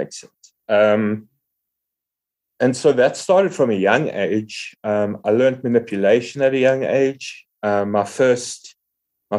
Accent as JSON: {"language": "English", "town": "Johannesburg", "region": "Gauteng", "country": "South Africa", "said": "I'm from Johannesburg in South Africa. We have a really, really cool recovery community here."}